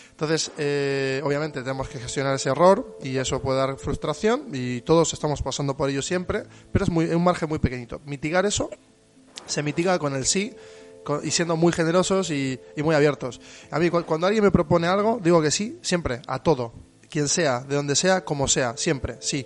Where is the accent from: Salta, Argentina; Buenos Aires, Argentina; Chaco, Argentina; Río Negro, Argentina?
Buenos Aires, Argentina; moved away as an adult; now in Bilbao, Spain; vengo de Argentina, de, una megalópolis como Buenos Aires